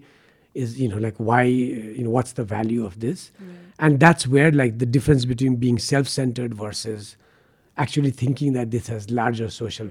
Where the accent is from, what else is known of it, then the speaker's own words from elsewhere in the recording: Kathmandu, Bagmati, Nepal; also born or lived in United States / Patan; I grew up in Baneshwar